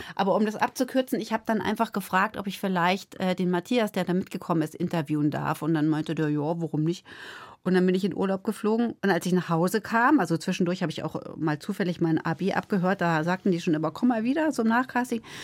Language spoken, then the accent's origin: German; Lake Starnberg, Bavaria, Germany; also born or lived in Munich / Cologne; Ich bin halt aufgewachsen da am Starnberger See